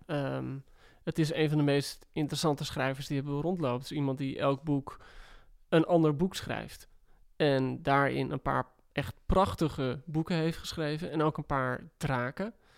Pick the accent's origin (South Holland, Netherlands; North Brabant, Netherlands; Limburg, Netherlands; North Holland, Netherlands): North Holland, Netherlands; West Friesland; ik kom uit West-Friesland